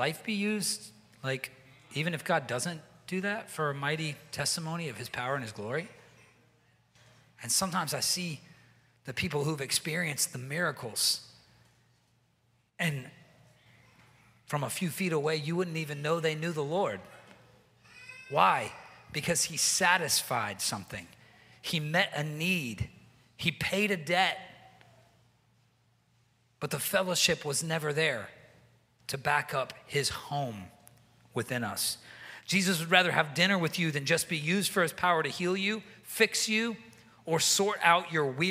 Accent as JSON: {"language": "English", "region": "the South", "country": "United States", "moved": "as an adult", "said": "I'm from the South, and in the South, people kind of like never stop eating"}